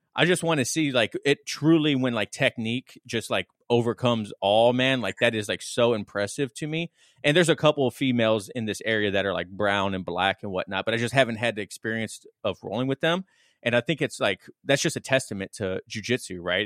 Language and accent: English; Las Vegas, Nevada, United States; I grew up in Vegas, and it's a heavy trade and construction town